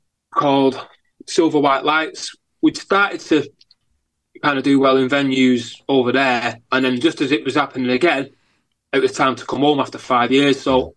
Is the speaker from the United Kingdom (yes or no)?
yes; Heywood, North West England, United Kingdom; also born or lived in Salford / Chicago; I grew up in Heywood on an estate called Darnhill, an Overspill estate, a Manchester Overspill estate called Darnhill.